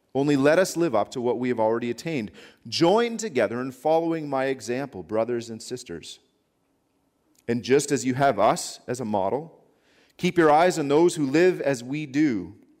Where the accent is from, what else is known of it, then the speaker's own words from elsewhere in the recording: Canada; I'm a Canadian citizen.